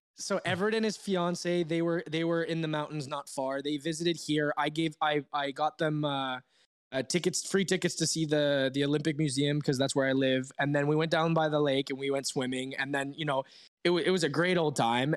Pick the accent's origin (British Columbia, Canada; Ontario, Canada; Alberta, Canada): Ontario, Canada; Toronto; now in Switzerland; my hometown of Toronto